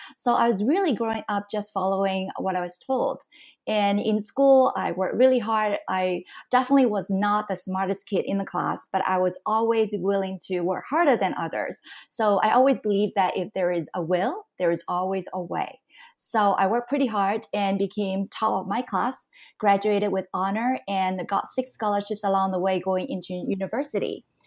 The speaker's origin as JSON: {"language": "English", "country": "Canada", "tie": "born or raised there", "also_born_or_lived": "Hong Kong / United States / Singapore", "moved": "as an adult", "lives_now": "Taiwan", "said": "I was born in Hong Kong. I grew up in Canada"}